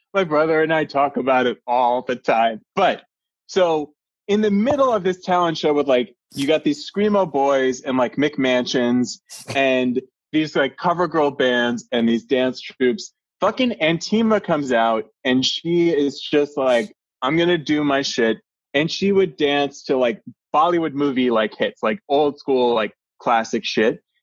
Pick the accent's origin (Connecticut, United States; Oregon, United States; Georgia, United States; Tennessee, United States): Connecticut, United States; I grew up in Connecticut